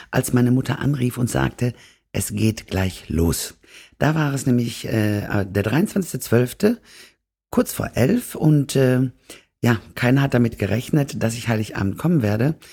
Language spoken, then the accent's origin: German; Hamm, North Rhine-Westphalia, Germany; born there; Also ich bin am 24.12.1970 in Hamm-Westfalen geboren. Ich äh, bin tatsächlich zu Hause geboren in der Klemmestraße